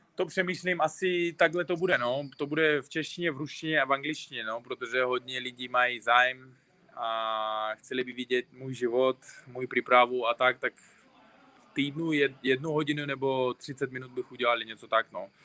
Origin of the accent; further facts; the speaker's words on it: Uzbekistan; Czech is a second language; also born or lived in Tajikistan; now in Czech Republic; já jsem narodil se v Tadžikistánu, ale z třech let bydlím v Uzbekistánu. Ale říkám, se Uzbek, ale český Uzbek už